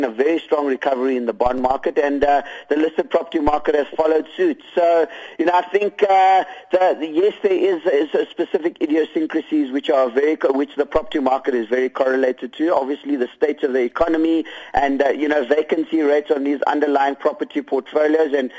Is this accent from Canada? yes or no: no; South Africa; as South African investors